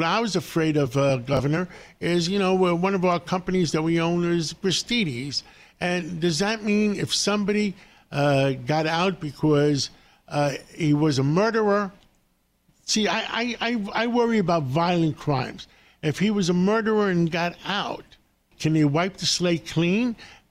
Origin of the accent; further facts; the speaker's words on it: New York City, New York, United States; I'm a New Yorker all my life